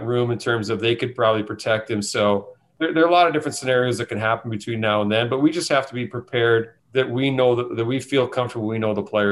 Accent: Thunder Bay, Ontario, Canada; moved away; I'm originally from Thunder Bay

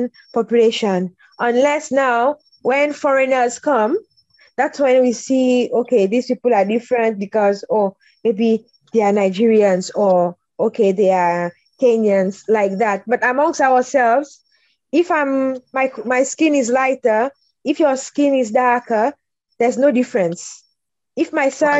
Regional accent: Seychelles; moved away as an adult; now in Japan; growing up in Seychelles, you know, it's island life.

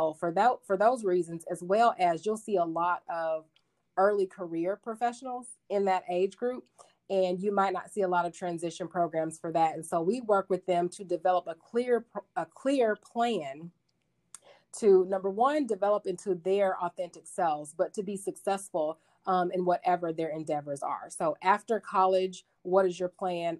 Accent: Arkadelphia, Arkansas, United States; moved away as an adult; also born or lived in Texas / Denver, Colorado / Utah; I grew up in a town, a small town in Arkansas called Arkadelphia

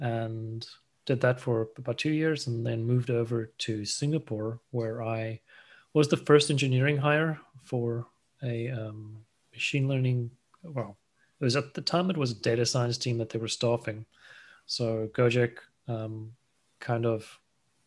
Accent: South Africa; moved away as an adult; also born or lived in Asia; I kind of grew up there in South Africa, studied mechatronic engineering

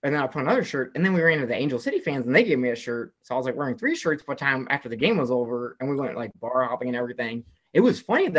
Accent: Euless, Texas, United States; moved away as an adult; also born or lived in Connecticut; I grew up in Euless, Texas

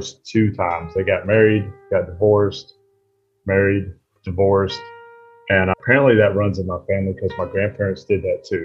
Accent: Mobile, Alabama, United States; now in Sparta, Tennessee, United States; I live in Sparta, Tennessee. I am originally from Mobile, Alabama

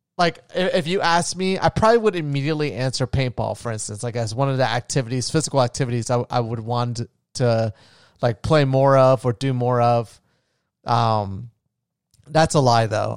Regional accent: Florida, United States; I grew up in Florida

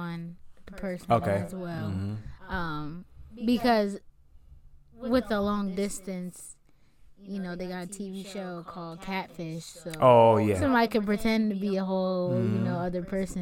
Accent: Delaware, United States; I'm from Delaware, and Delaware is very small. Everybody knows everybody

